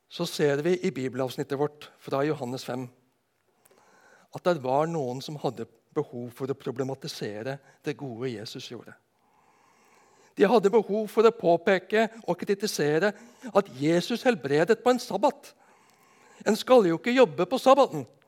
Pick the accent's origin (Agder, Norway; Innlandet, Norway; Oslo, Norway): Agder, Norway; Nedenes; på bedehuset hjemme på Nednes